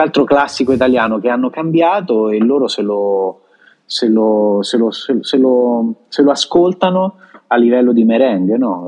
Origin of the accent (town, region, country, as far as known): Italy; moved away as an adult; also born or lived in Japan; now in Santo Domingo, Dominican Republic